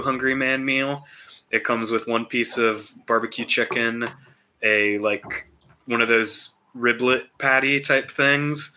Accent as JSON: {"language": "English", "region": "Midwest", "country": "United States", "said": "we're from the Midwest."}